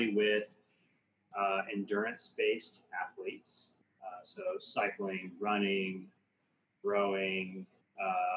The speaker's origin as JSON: {"language": "English", "town": "Topeka", "region": "Kansas", "country": "United States", "tie": "born or raised there", "said": "I grew up in Topeka, Kansas"}